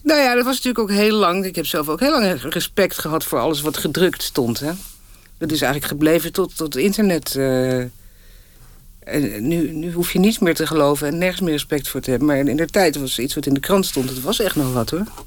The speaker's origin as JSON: {"language": "Dutch", "town": "Haarlem", "region": "North Holland", "country": "Netherlands", "tie": "born or raised there", "also_born_or_lived": "Moscow", "said": "Ook nog op school in Haarlem, op de middelbare school"}